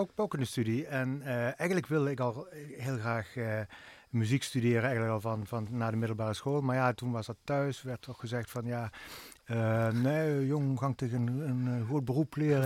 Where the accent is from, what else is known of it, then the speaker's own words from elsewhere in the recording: Swalmen, Limburg, Netherlands; now in Venlo, Netherlands; ik ben geboren en opgegroeid in Zwalmen